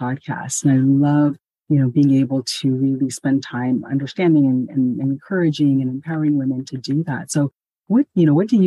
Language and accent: English; Ghana; moved away; in my home country, Ghana, I know, especially when, you know, when I was a child, there were multiple layers of family all around us